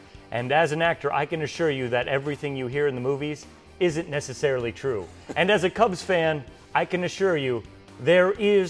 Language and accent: English; Carroll County, Iowa, United States; growing up in Carroll County in the 80s